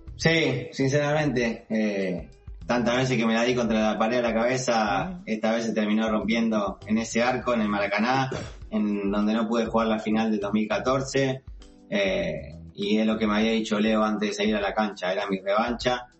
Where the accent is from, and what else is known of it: Rosario, Santa Fe, Argentina; moved away as an adult